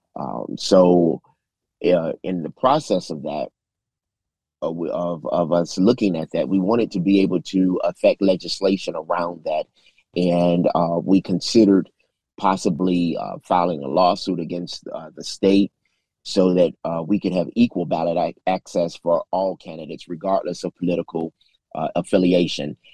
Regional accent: Chicago, Illinois, United States; moved away as an adult; now in Memphis, United States; I was born in Memphis, but lived in Chicago all of my life, returned to Memphis in 2015.

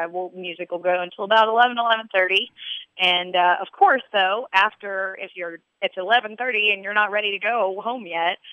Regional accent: Louisville, Kentucky, United States; I grew up in the Highlands

